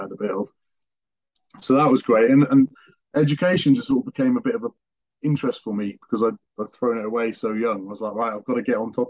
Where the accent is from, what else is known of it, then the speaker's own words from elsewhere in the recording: West Wales, United Kingdom; I grew up in West Wales, and actually not very well off at all